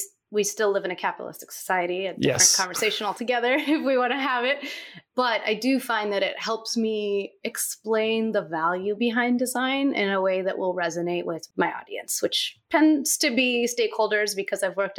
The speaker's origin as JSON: {"language": "English", "region": "Istanbul", "country": "Turkey", "tie": "born or raised there", "said": "when I went back to Turkey one summer, which is where I'm from. I grew up in Istanbul, Turkey, because my father's Turkish and my mother's American."}